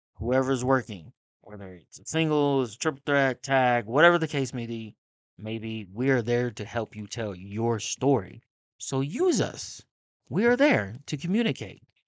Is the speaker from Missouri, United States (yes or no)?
yes; Kansas City, Missouri, United States; I'm from Kansas City